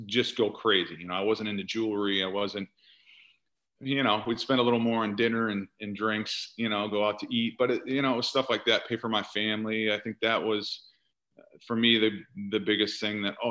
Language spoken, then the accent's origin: English; Iowa, United States; moved away as an adult; now in Bay Area, United States; I come from Iowa